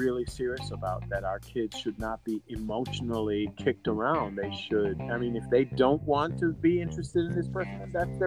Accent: Jamaica; as a Jamaican

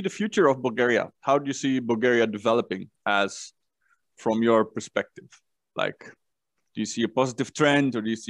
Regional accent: Netherlands; English is a second language; Yeah, well, I'm from Holland, which is one of the most agenda countries, I think.

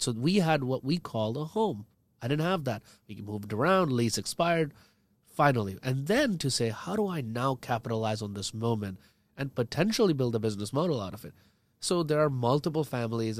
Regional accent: India; now as an Indian

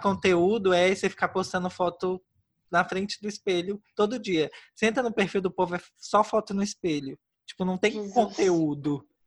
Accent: Brazil; now in Poland; eu sou brasileiro

